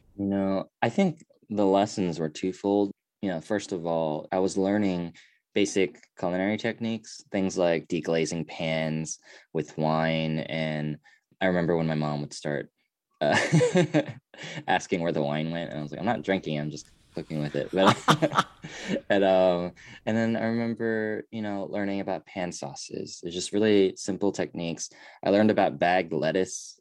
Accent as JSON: {"language": "English", "country": "United States", "said": "I am Korean, but I'm also American"}